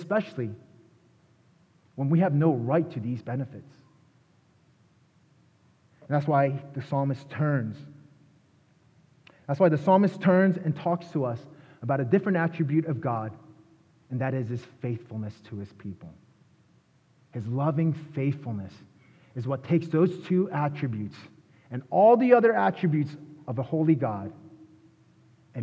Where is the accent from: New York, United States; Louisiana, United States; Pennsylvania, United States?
Pennsylvania, United States; Philadelphia; moved away; I'm from Philadelphia